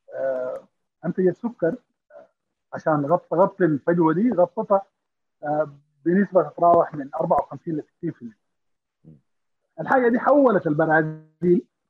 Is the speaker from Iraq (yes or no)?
no; Sudan; نحن في السودان كمواطنين افراد